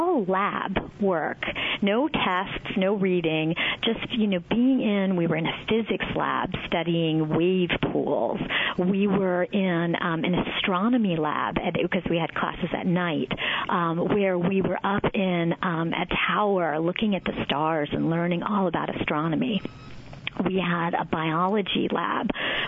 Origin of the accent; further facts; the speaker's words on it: Titusville, New Jersey, United States; I grew up in, it was called Titusville. It was right near Washington Crossing, about 3 miles from New Hope